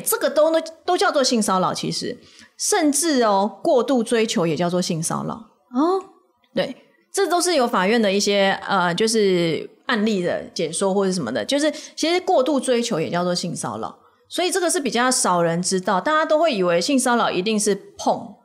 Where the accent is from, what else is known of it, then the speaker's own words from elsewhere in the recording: Taiwan; 我们台湾人